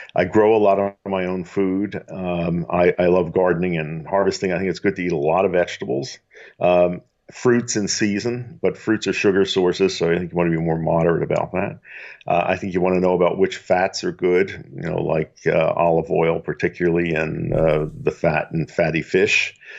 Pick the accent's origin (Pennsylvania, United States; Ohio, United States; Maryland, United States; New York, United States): Pennsylvania, United States; Philadelphia; I grew up in Philadelphia